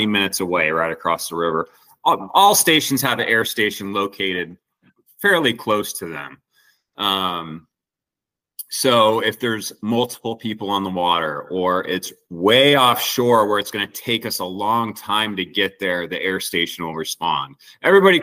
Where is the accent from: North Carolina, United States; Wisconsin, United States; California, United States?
California, United States; Santa Cruz; I grew up in Santa Cruz, California.